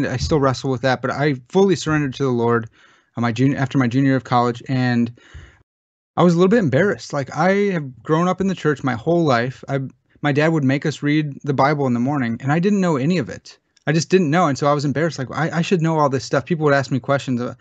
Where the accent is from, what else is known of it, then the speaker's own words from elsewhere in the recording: United States; I'm an American